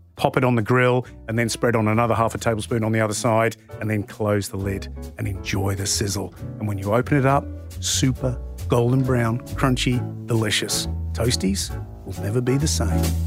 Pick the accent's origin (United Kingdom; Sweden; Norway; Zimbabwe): United Kingdom; England; now in Australia; I'm from England originally. Mum still lives in the U K.